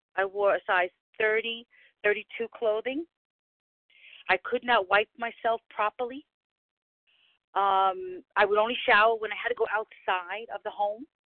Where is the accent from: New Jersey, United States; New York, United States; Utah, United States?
New York, United States; New York City; from the Bronx